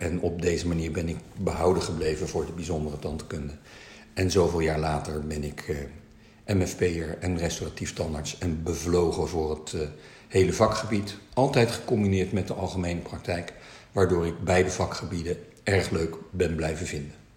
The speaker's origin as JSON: {"language": "Dutch", "country": "Netherlands", "also_born_or_lived": "China (ancestry)", "said": "wij wel heel erg Nederlands zijn, maar toch wel anders zijn"}